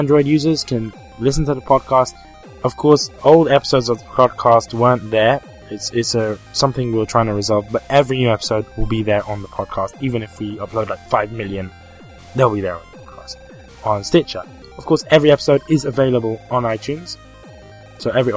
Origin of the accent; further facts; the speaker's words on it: United Kingdom; accent: British; my British accent